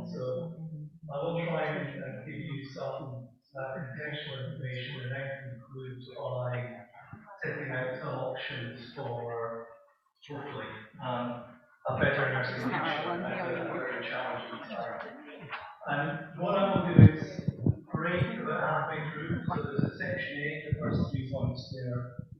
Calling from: Edinburgh, Scotland, United Kingdom; I'm speaking from Edinburgh in Scotland, and it's just one bit here.

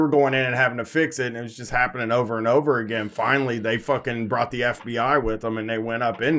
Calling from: Columbus, Ohio, United States; from Columbus, Ohio.

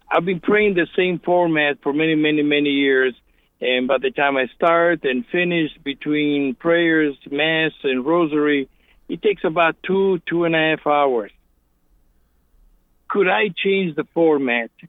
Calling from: Rockford, Illinois, United States; I'm calling from Rockford, Illinois.

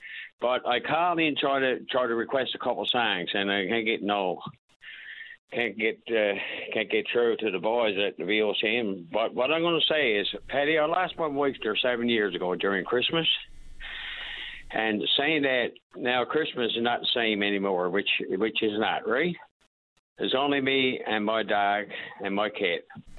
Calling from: St. Lawrence, Newfoundland and Labrador, Canada; We got a fine lot of snow on this end, by the way. I'm calling from St. Lawrence.

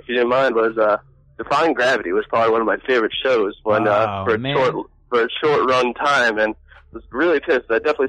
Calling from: Santa Monica, California, United States; I'm calling from Santa Monica. I know it's not too far, but...

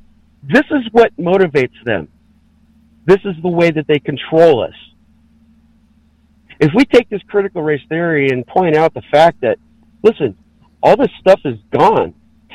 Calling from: California, United States; in California.

